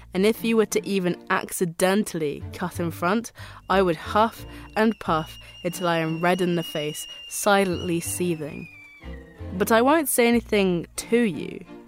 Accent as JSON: {"language": "English", "region": "a suburban town in the south of England", "country": "United Kingdom", "tie": "born or raised there", "said": "I was born in a suburban town in the south of England on April 23rd."}